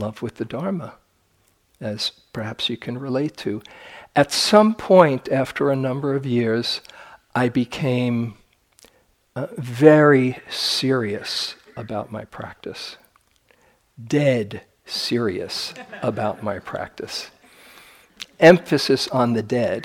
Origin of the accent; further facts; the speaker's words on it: New York, United States; I'm from New York